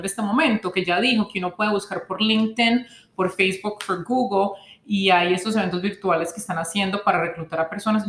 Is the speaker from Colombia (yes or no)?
yes; Colombia; como colombiano latino